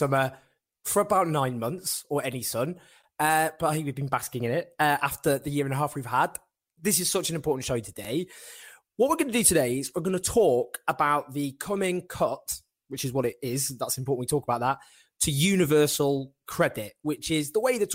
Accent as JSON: {"language": "English", "town": "Manchester", "region": "North West England", "country": "United Kingdom", "tie": "born or raised there", "said": "my hometown Manchester"}